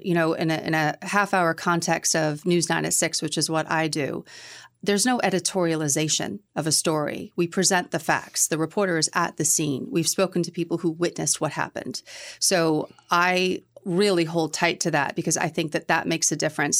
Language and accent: English; Middleborough, Massachusetts, United States; moved away as an adult; now in New Hampshire, United States; I grew up in Middleborough. I used to describe it as halfway between Boston and the Cape